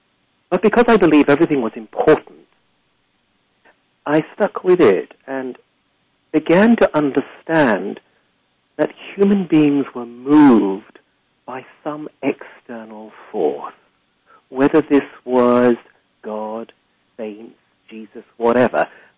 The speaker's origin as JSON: {"language": "English", "region": "England", "country": "United Kingdom", "tie": "born or raised there", "also_born_or_lived": "Africa", "said": "But in the end, my most of my childhood was in Africa and my adolescence in England."}